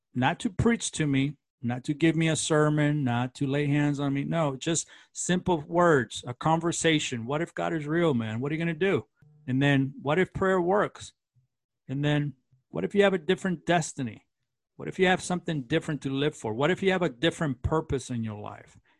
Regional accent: Los Angeles, California, United States; also born or lived in Central America; I was born in, kind of raised in Central America, and then my mother was born in Los Angeles, and so I we came back to the United States and I grew up in East L A.

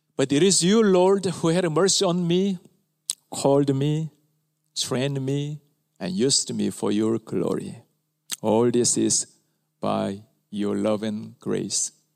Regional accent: Ulsan, South Korea; My hometown is a rural area near Ulsan, southern part of Korea

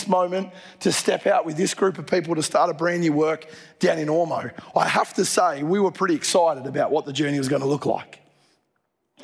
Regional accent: Dubbo, New South Wales, Australia; moved away; I grew up in Dubbo

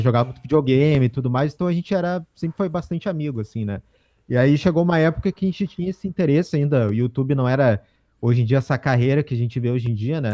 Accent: Porto Alegre, Rio Grande do Sul, Brazil; nós somos nós somos aqui de Porto Alegre, Rio Grande do Sul

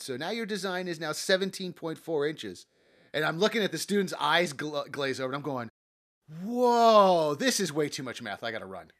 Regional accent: Los Angeles, California, United States; I grew up in the San Fernando Valley

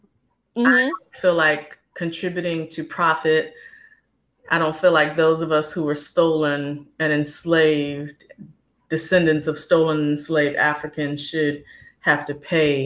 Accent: Richmond, Virginia, United States; I was born and raised in Richmond, Virginia, the second capital of the Confederacy.

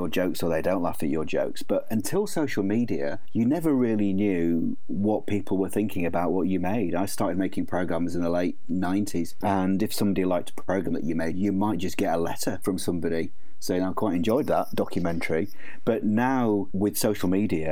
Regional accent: Leeds, Yorkshire and the Humber, United Kingdom; I grew up on Ironwood, which is a big council estate in North Leeds.

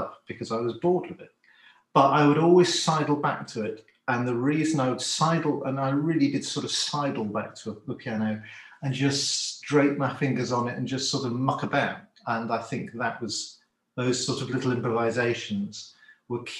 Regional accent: Cornwall, South West England, United Kingdom; I grew up in Cornwall

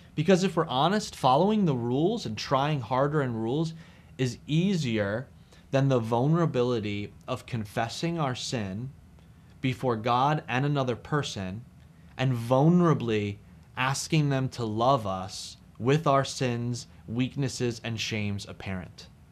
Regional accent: New Jersey, United States; I'm from New Jersey. It's where I preach and do ministry from.

